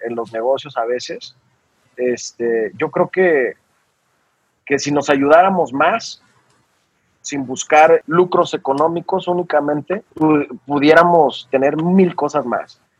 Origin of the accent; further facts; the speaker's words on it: Aguascalientes, Mexico; born there; yo soy de. Yo soy, yo nací en, Aguascalientes